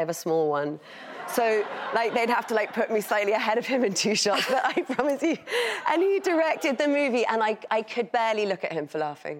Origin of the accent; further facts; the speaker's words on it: England, United Kingdom; now in New York, United States; dating in New York, like I'm English